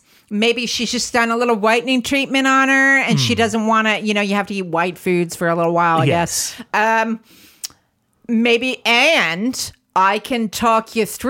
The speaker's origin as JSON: {"language": "English", "country": "United States", "moved": "yes", "said": "I'm American"}